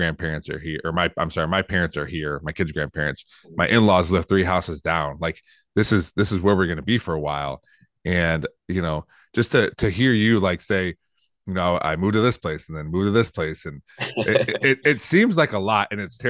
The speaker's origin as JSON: {"language": "English", "town": "Toledo", "region": "Ohio", "country": "United States", "tie": "born or raised there", "also_born_or_lived": "Perrysburg, Ohio", "said": "I've been around this in Northwest Ohio my entire life. I grew up in Toledo and I moved to Perrysburg when I was a freshman. And then for a few years, I moved back to Toledo with my wife. And then we made our way back to Perrysburg. So I've only been here."}